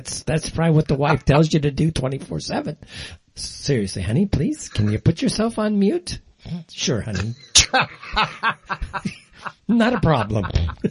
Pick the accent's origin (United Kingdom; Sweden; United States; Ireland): United States; Los Angeles, California; moved away; growing up in Los Angeles from parents who were from the Midwest, from North Dakota and Minnesota